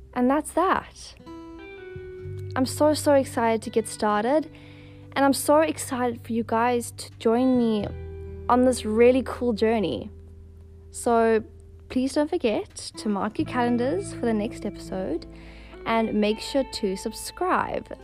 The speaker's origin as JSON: {"language": "English", "town": "Johannesburg", "region": "Gauteng", "country": "South Africa", "tie": "born or raised there", "moved": "as an adult", "lives_now": "Cape Town, South Africa", "said": "I was born and raised in Johannesburg, but I live in Cape Town and have been for the past five years"}